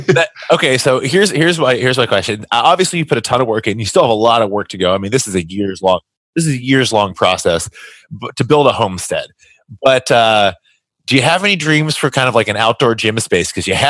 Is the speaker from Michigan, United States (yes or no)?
no; Kentucky, United States; growing up in Kentucky